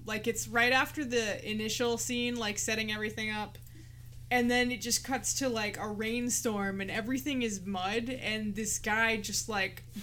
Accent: New England, United States; us as Northerners

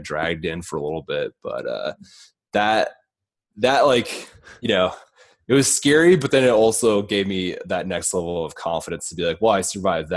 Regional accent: Iowa, United States; now in Los Angeles, United States; growing up in Iowa

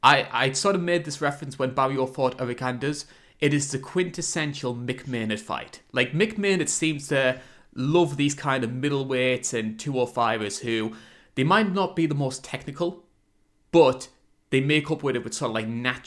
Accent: United Kingdom

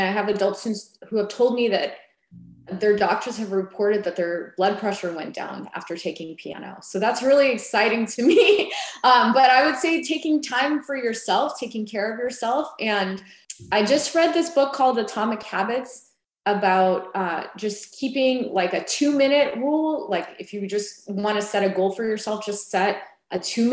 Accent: United States; also born or lived in Las Vegas; now in Atlanta, United States; I was born in the United States

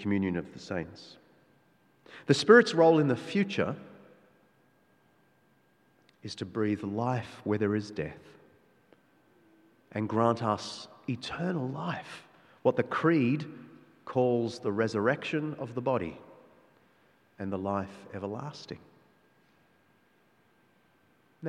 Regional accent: Australia; our Australian culture

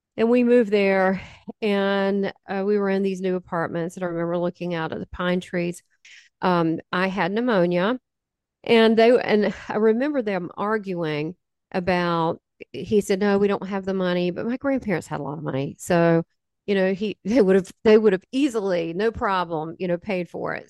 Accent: the South, United States; 'cause I'm from the South

